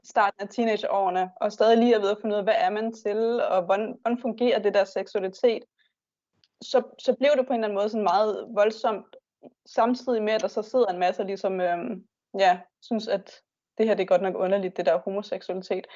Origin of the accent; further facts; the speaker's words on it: Bornholm, Capital Region of Denmark, Denmark; moved away as an adult; jeg er Bornholmer, men så er jeg flyttet herover for at uddanne mig